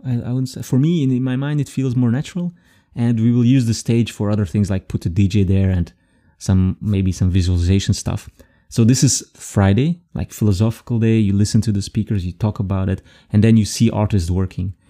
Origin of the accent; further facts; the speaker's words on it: Belgium; also born or lived in Frankfurt; now in Germany; I'm from Belgium and I moved here